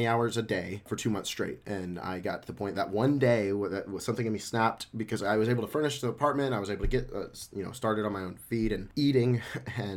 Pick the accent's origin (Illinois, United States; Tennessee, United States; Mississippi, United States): Tennessee, United States; Memphis; moved away as an adult; also born or lived in Dallas, Texas; born and raised in Memphis, Tennessee